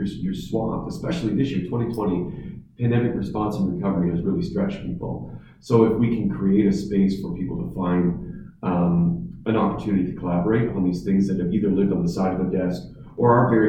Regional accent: Southampton, South East England, United Kingdom; moved away as an adult; I grew up in Southampton and I needed to leave like almost everyone else who wanted to go to university or college. And I didn't necessarily want to leave the region, but had to leave the region.

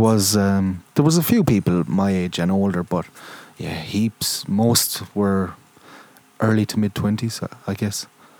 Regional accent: Waterford, Munster, Ireland; moved away as an adult; now in Perth, Australia; and I'm from Ireland, obviously.

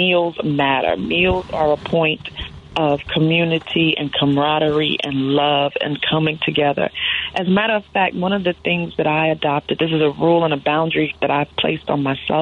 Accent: New York, United States; As a New Yorker

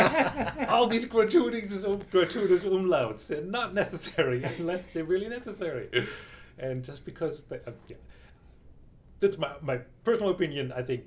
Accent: Black Forest, Baden-Württemberg, Germany; moved away as an adult; also born or lived in Tucson, Arizona; now in United States; I grew up in Germany, grew up in the Black Forest, and moved to the United States a good 20 years ago now, dating myself here. I came here for graduate school.

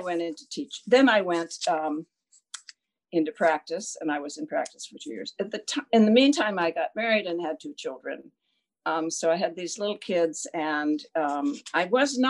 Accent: California, United States; I grew up in California

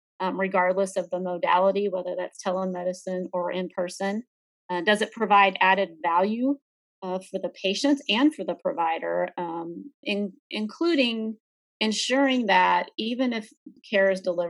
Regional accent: Dallas-Fort Worth area, Texas, United States; I'm from the Dallas-Fort Worth area. That's where I grew up

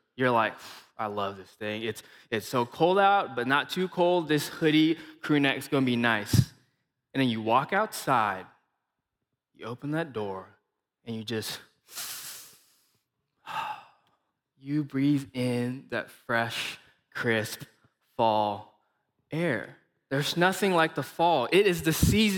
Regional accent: Malaysia; accent: Malaysian; now in Missouri, United States; I am from Malaysia.

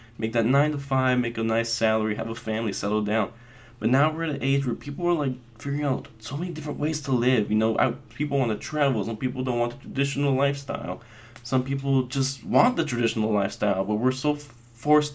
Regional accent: Las Vegas, Nevada, United States; I was actually born and raised in Vegas to a very proud Mexican family

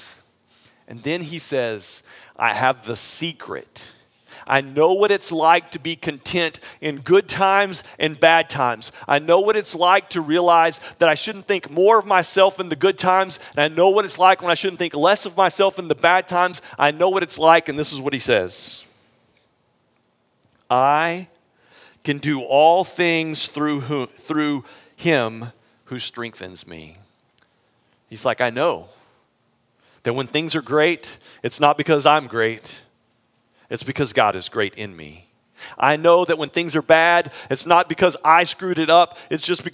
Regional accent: Texas, United States; moved away; I actually grew up in Texas, though I haven't lived in Texas until we moved to Austin in a really long time, but I grew up in Texas

